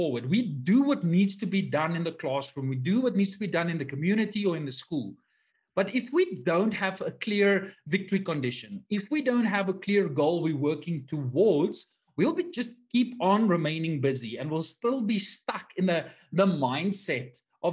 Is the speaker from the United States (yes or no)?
no; South Africa; I am from South Africa